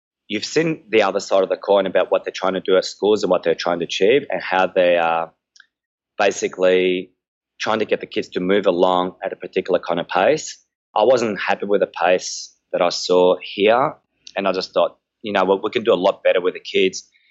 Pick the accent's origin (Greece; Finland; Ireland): Greece; Chalcis, Central Greece; moved away; my hometown of Halkida in Greece